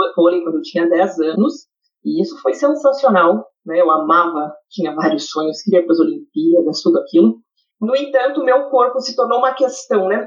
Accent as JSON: {"language": "Portuguese", "region": "interior of Rio Grande do Sul", "country": "Brazil", "tie": "born or raised there", "moved": "as an adult", "lives_now": "Canada", "said": "que nasceu no interior do Rio Grande do Sul, tá? Sou gaúcha"}